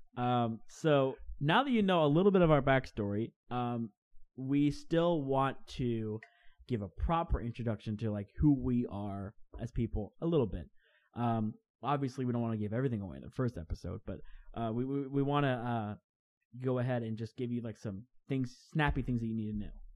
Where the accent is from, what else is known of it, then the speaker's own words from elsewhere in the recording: Crestview, Florida, United States; we're both from Crestview, Florida